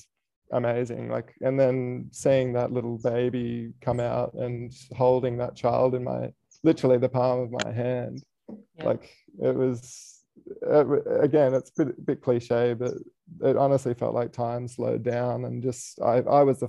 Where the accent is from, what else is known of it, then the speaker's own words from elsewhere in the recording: Sydney, New South Wales, Australia; moved away; I grew up in Sydney